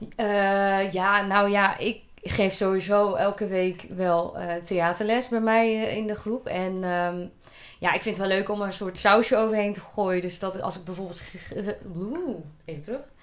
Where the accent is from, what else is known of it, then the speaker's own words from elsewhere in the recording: Polsbroek, Utrecht, Netherlands; moved away as an adult; now in Elburg, Netherlands; Ik ben geboren in Polsbroek en dat is een heel klein dorpje, gehucht eigenlijk wel, in, eh, in het Groene Hart.